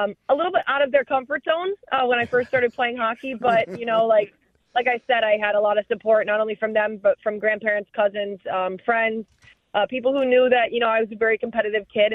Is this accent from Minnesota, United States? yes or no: yes; Lake City, Minnesota, United States; my hometown in Lake City, my high school Red Wing